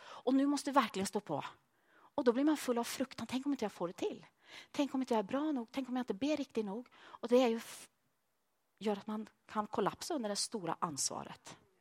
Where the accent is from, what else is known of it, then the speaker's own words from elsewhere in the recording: Sweden; moved away as an adult; also born or lived in Norway; now in Malmö, Sweden; jag som svensk